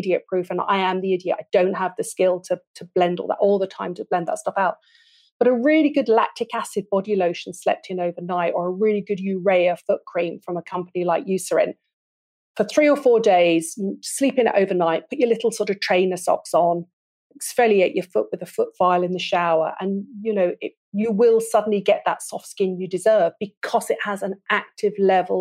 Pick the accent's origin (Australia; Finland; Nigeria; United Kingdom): United Kingdom; I'm British